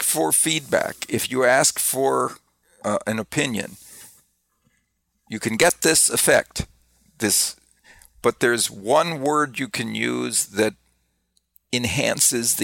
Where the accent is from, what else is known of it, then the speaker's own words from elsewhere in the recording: Wisconsin, United States; I grew up in Wisconsin